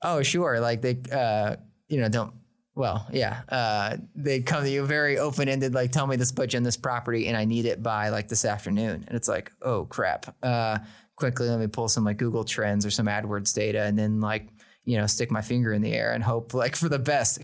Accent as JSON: {"language": "English", "region": "Oklahoma", "country": "United States", "tie": "born or raised there", "said": "I was born in Oklahoma"}